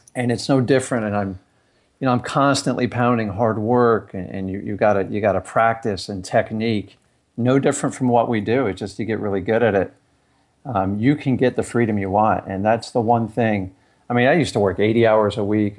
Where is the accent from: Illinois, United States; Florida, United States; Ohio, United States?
Florida, United States; Fort Lauderdale; also born or lived in Stuart, Florida; I grew up down in Fort Lauderdale